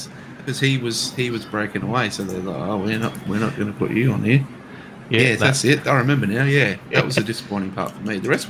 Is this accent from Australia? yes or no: yes; Australia; as an Aussie